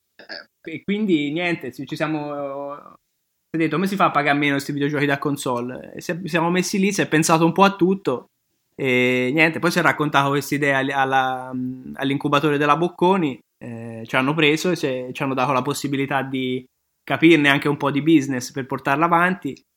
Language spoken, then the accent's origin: Italian; Tuscany, Italy; now in Milan, Italy; io sono toscano